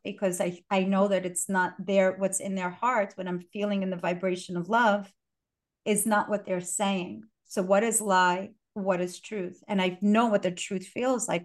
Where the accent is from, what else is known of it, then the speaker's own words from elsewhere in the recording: New York City, New York, United States; English is a second language; And I, English was my sixth language. And I was born here. I was born in Brooklyn